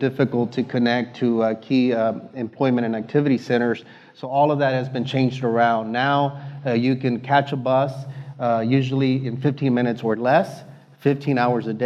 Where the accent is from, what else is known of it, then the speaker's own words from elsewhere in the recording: Houston, Texas, United States; my hometown, the city of Houston.